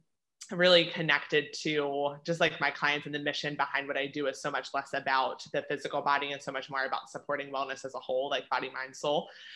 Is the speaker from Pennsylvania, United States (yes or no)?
yes; Altoona, Pennsylvania, United States; born or raised there; moved away as an adult; also born or lived in Frederick, Maryland; now in South Carolina, United States